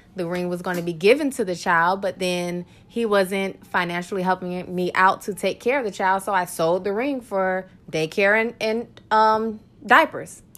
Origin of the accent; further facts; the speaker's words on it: Orlando, Florida, United States; Born and raised in Orlando, Florida